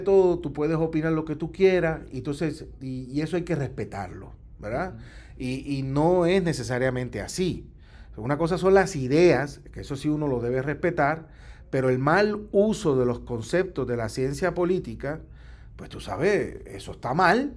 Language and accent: Spanish; Puerto Rico